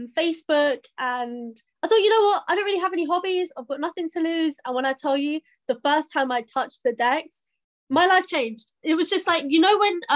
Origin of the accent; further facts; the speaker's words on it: Southall, London, United Kingdom; I'm from Southall and I'm a DJ